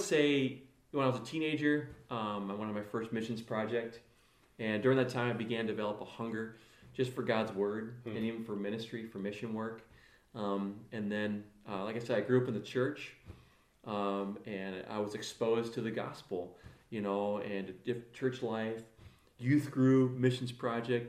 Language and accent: English; South Beloit, Illinois, United States; I grew up in Illinois, grew up in South Beloit